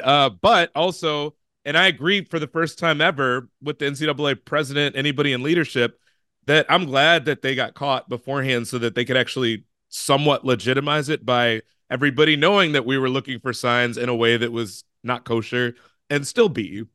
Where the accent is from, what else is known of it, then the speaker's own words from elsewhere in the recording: Chicago, Illinois, United States; I'm from Chicago